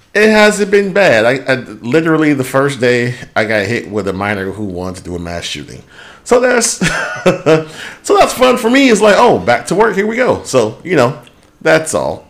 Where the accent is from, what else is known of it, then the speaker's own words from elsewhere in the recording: United States; I'm being American